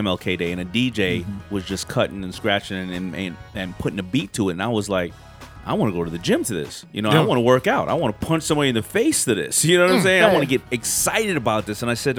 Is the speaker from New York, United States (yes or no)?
yes; New York City, New York, United States; And from Hollis.